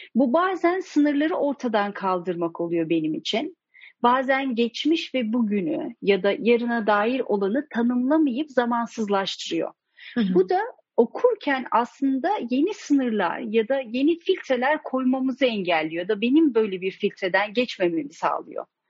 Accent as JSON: {"language": "Turkish", "country": "Turkey", "tie": "born or raised there", "said": "Ben Türkiye'de yetiştim"}